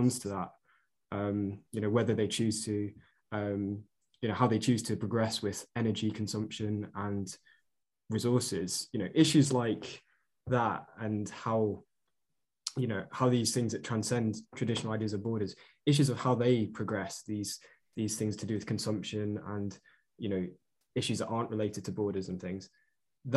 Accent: Chester, North West England, United Kingdom; I'm from Chester

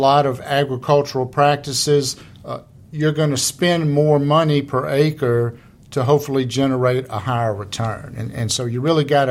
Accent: Louisiana, United States; I'm originally from Louisiana

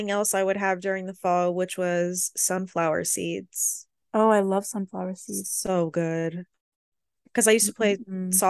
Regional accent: Florida, United States; I'm from Florida

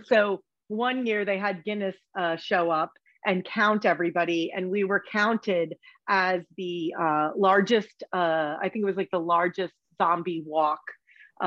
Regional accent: New Jersey, United States; moved away; I'm originally from Jersey, and when I moved back to Jersey, as in Asbury Park

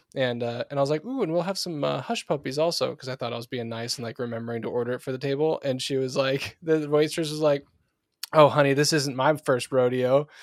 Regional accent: Pacific Northwest, United States; I'm from the Pacific Northwest

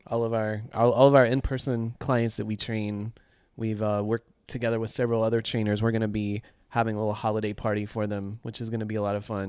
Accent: the South, United States; moved away; I'm from the South

